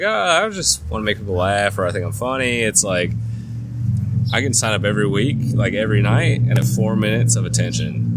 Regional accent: California, United States; also born or lived in Orange County, California; now in Nashville, United States; there's a lot of people from California who I grew up

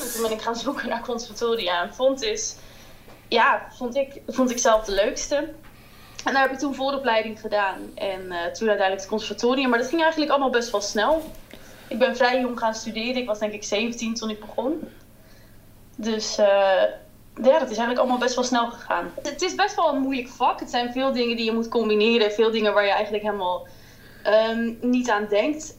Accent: Haarlem, North Holland, Netherlands; moved away as an adult; also born or lived in London; ik kom uit Haarlem

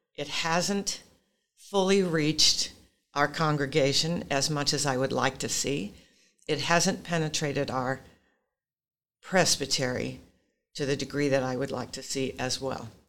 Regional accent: Pacific Northwest, United States; I'm from the Pacific Northwest

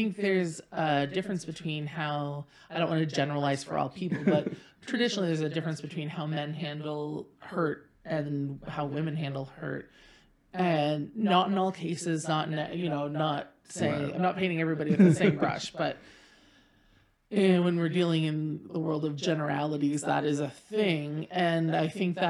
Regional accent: Pembroke, Ontario, Canada; also born or lived in Saint John, New Brunswick; I was born in St. John, New Brunswick, lived in Pembroke, Ontario for about a decade through my elementary school years

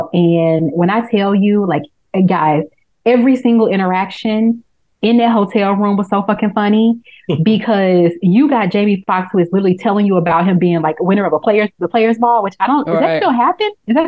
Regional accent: Memphis, Tennessee, United States; moved away; I grew up in Memphis.

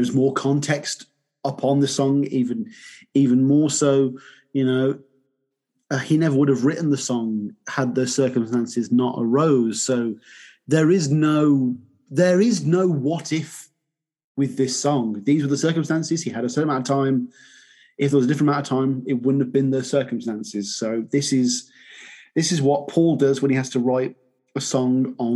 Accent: England, United Kingdom; I'm English

